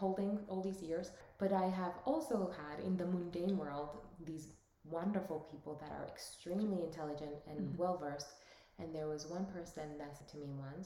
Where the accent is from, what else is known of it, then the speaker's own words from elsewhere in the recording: United States; also born or lived in Dominican Republic; I was born there and raised in the United States